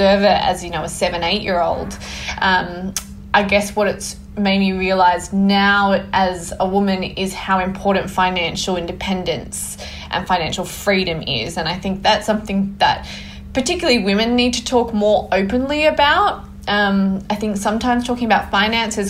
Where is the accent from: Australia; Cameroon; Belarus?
Australia; New South Wales Central Coast; I grew up on the New South Wales Central Coast, so it's halfway between Sydney and Newcastle